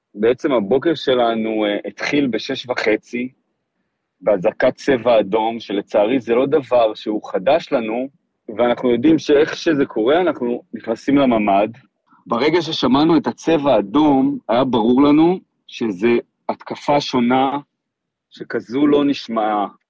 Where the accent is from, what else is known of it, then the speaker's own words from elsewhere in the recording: Kfar Aza, Southern District, Israel; נולדתי וגדלתי בקיבוץ כפר עזה